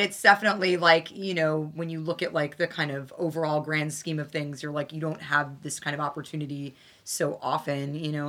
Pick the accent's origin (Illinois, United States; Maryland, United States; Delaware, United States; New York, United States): New York, United States; New York City; what it was like to grow up here and the fact that you could go to public school and take the train by yourself